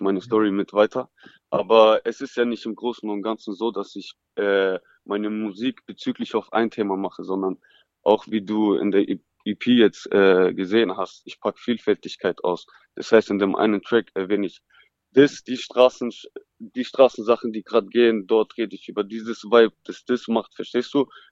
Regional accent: Stuttgart, Baden-Württemberg, Germany; Geboren bin ich hier in Stuttgart, ja. aufgewachsen in Feuerbach, mhm. Stadtteil Feuerbach

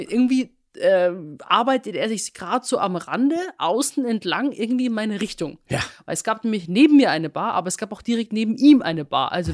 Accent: Rosenheim, Bavaria, Germany; moved away; in meiner Heimatstadt Rosenheim

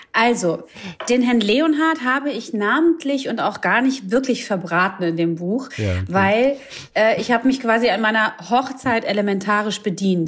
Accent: Croatia; Ich bin Kroatin

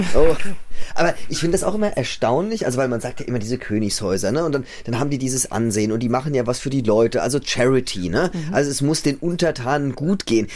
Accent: Germany; hier bei uns in Deutschland

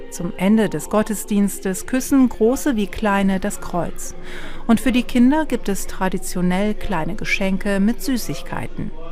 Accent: Odesa, Odesa Oblast, Ukraine; German is a second language; moved away as an adult; now in Bad Ems, Germany; Ich bin mit meinen Gedanken viel in der Ukraine. Ich komme aus Odessa.

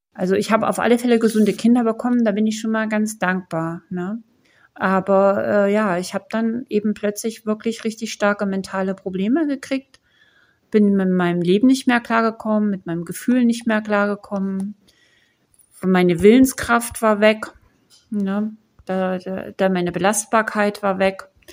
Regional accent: East Germany, Germany; bei uns in der DDR

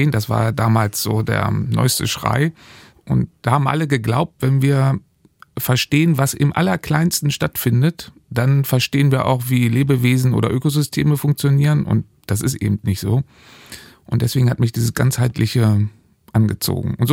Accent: Göttingen, Lower Saxony, Germany; also born or lived in Dresden; In Göttingen habe ich angefangen, also quasi in meiner Heimat, und bin dann aber der Liebe wegen relativ schnell nach Dresden geraten.

